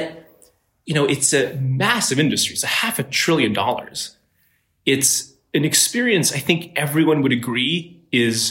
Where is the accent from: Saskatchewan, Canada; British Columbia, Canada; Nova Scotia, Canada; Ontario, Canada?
Ontario, Canada; Ottawa; moved away as an adult; now in Silicon Valley, United States; I'm Canadian. I grew up in Ottawa, Canada